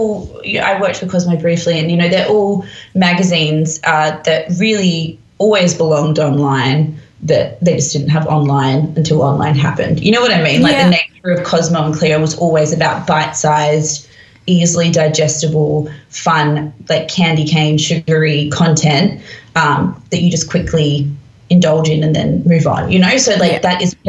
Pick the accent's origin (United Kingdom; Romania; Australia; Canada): United Kingdom; London; born there; I was born in London. My dad lives here. I have a huge amount of family over here. I have a British passport.